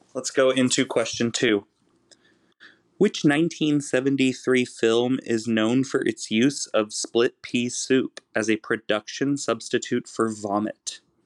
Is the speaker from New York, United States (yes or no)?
no; Kansas, United States; I myself am a heartland person, though I come from the Plains state of Kansas